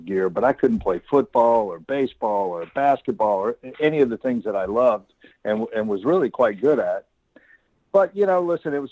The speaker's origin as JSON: {"language": "English", "town": "Baton Rouge", "region": "Louisiana", "country": "United States", "tie": "born or raised there", "said": "I was born and raised in Baton Rouge, Louisiana"}